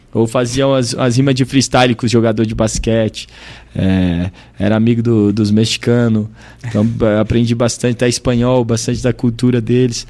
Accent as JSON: {"language": "Portuguese", "town": "Brasília", "region": "Federal District", "country": "Brazil", "also_born_or_lived": "United States", "said": "… de Brasília"}